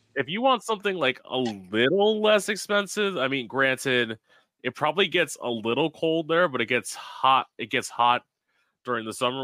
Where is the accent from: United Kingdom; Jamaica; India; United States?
United States; Florida; I lived in Florida my whole life